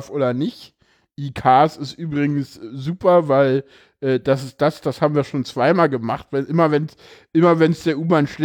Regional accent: East Germany, Germany; ja, ich bin Ossi, ich darf das.

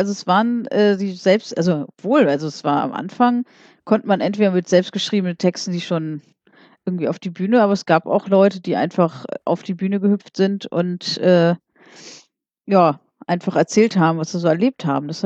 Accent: Wiesbaden, Hesse, Germany; organisiere ich hier in Wiesbaden, ich komme aus Wiesbaden, hallo, ja.

